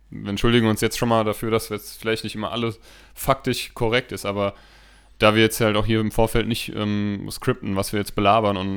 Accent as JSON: {"language": "German", "town": "Steinheim", "region": "Hesse", "country": "Germany", "tie": "born or raised there", "said": "Steinheim ist also meine Heimat, ne? Habe ich ja so schon ein paar Mal erzählt, auch wenn ich da jetzt auf der anderen Seite des Maines wohne, ist Steinheim immer, sobald ich da über die Brücke fahre, äh, überkommt mich so ein Heimatsgefühl."}